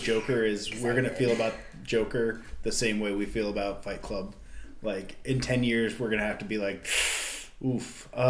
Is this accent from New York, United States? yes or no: yes; Upstate New York, United States; now in California, United States; Upstate New York felt like. Like, where I'm from is kind of, like, nearish Sleepy Hollow.